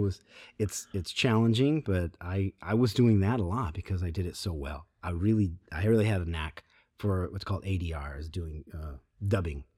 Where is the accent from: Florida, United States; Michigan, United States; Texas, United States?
Michigan, United States; Grand Rapids; moved away as an adult; now in California, United States; Where we grew up, it's, it's, it's Very rad